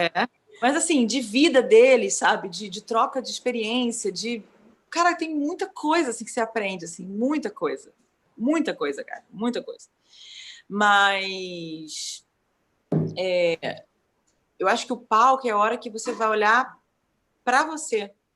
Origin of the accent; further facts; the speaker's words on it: Brazil; enquanto brasileiros